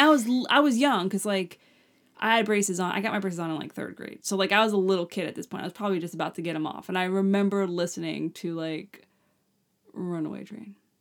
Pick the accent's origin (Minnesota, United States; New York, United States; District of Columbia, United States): New York, United States; Long Island; We're from Long Island